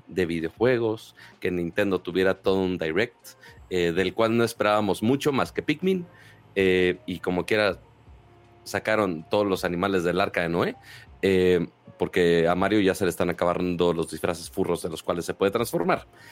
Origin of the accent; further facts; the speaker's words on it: Monterrey, Nuevo León, Mexico; uno como regio codo